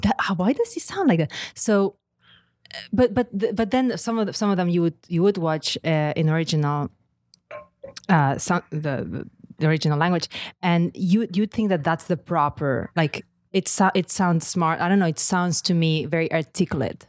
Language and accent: English; Lleida, Catalonia, Spain; first language Catalan; English is a second language; moved away as an adult; I grew up in Catalonia, in Lleida, which is just a region, uh, in the middle of Catalonia. And it's Catalan, first language.